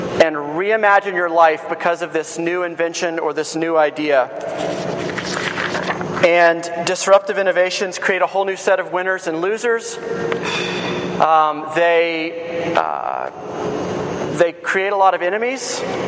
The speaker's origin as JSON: {"language": "English", "region": "Georgia", "country": "United States", "said": "I'm from Georgia"}